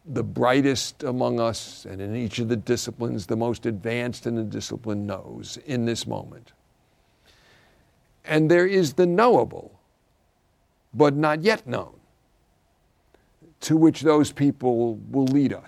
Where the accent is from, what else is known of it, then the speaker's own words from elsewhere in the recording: New York City, New York, United States; I grew up in the Irish Catholic Brooklyn Church